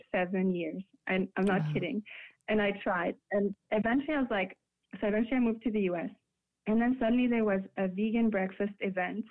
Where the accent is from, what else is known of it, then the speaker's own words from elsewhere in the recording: France; moved away as an adult; now in United States; it was really scary in France when I said I was gonna be vegetarian